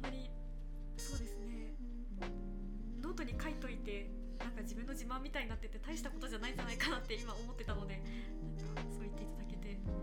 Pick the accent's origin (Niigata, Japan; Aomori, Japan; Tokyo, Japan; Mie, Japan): Mie, Japan; moved away; also born or lived in Fukushima; 私は三重県